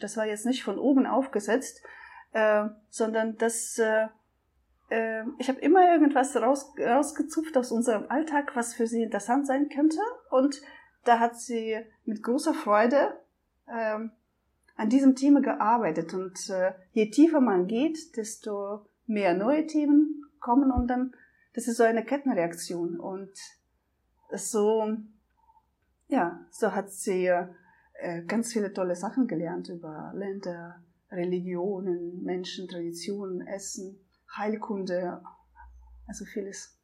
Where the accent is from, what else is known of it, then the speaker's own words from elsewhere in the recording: Russia; moved away; also born or lived in Germany; ich komme aus Russland, äh, ich konnte die einmal eins Tabelle in der ersten Klasse auswendig